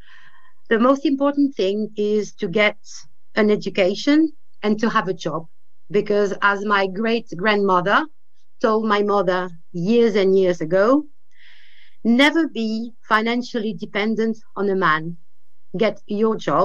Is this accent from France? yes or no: yes; France; being a French woman